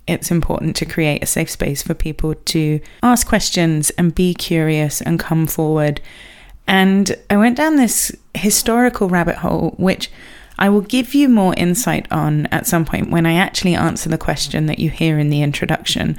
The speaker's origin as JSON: {"language": "English", "region": "England", "country": "United Kingdom", "said": "I am English"}